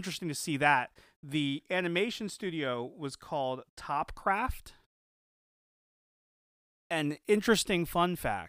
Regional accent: Philadelphia, Pennsylvania, United States; Even though we're from Philly.

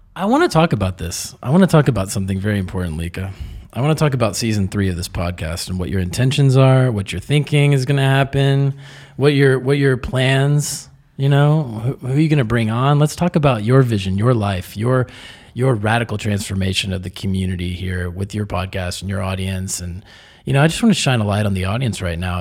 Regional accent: Texas, United States; moved away as an adult; now in Mexico; growing up in Texas as a man

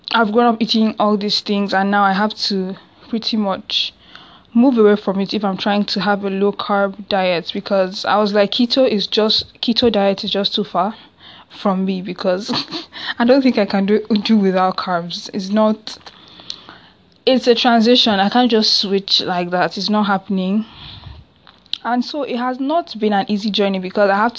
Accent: Nigeria; I'm Nigerian

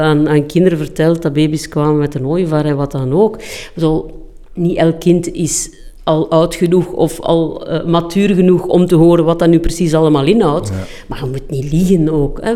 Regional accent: Flanders, Belgium; We zijn Vlamingen

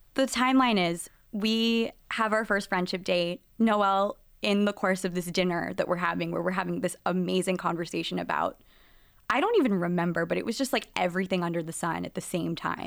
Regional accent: Nashville, Tennessee, United States; moved away as an adult; I grew up in Nashville, Tennessee, and I was with, growing up with a Reformed Jewish family

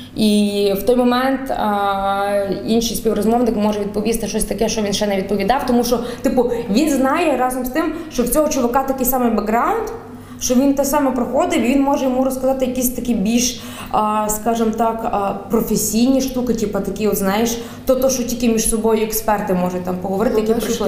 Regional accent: Galicia, Ukraine; accent: Galician dialect; моя галицька говірка це насправді вона, до речі, розвинулася якраз після того, як в мене померла баба.

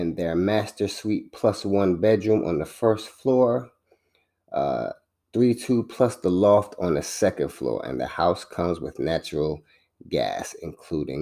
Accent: New York, United States; now in South Florida, United States; I saw the scenes from New York, which, you know, seeing my hometown pretty much underwater

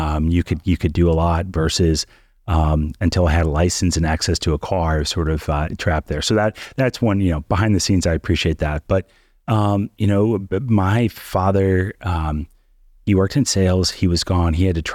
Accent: Midwest, United States; I guess I'm from the Midwest, somebody who's sympathetic to the situation within the Rust Belt

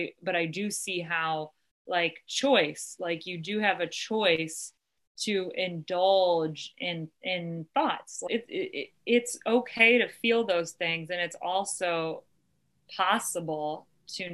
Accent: Ohio, United States; Ohio, my home state

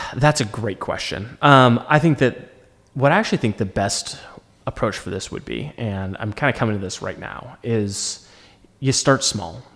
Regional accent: United States; as an American

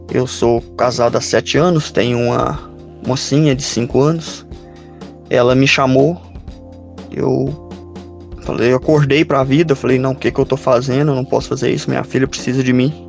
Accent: Santana do Manhuaçu, Minas Gerais, Brazil; Sou de Santana do Manhuaçu, moro no córrego Japu

